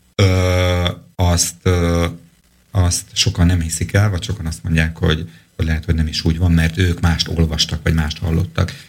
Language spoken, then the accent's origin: Hungarian; Slovakia; egy kis szlovákiai magyarként